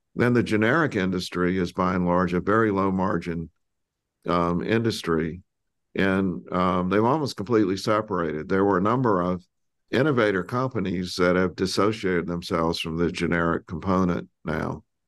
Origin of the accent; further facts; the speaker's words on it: South Carolina, United States; I grew up in South Carolina